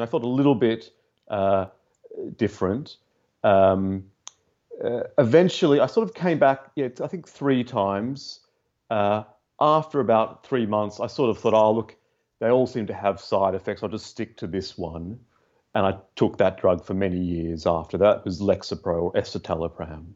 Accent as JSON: {"language": "English", "country": "Australia", "tie": "born or raised there", "moved": "yes", "lives_now": "London, United Kingdom", "said": "i'm from australia Tell from my accent. I grew up in a neurotic Jewish family"}